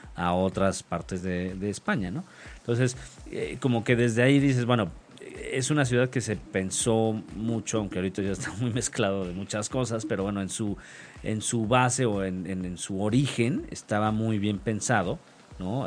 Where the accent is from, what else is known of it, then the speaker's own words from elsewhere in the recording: Mexico City, Mexico; de niño, cuando aquí en el DF, en la Ciudad de México